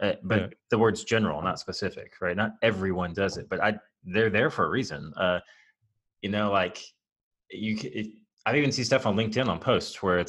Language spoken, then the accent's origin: English; United States; we're American